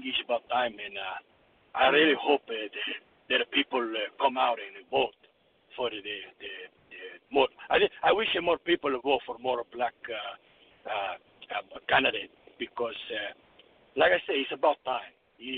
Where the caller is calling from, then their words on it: Connecticut, United States; I'm calling from Connecticut.